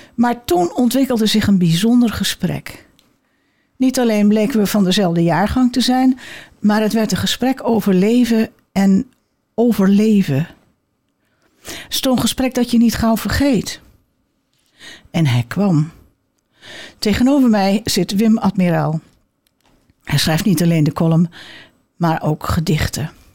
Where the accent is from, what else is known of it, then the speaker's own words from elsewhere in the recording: Amsterdam, North Holland, Netherlands; ik kom uit Amsterdam